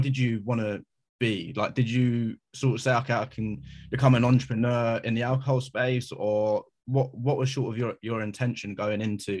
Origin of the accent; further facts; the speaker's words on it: London, United Kingdom; I grew up in South London. I was around so many different cultures, races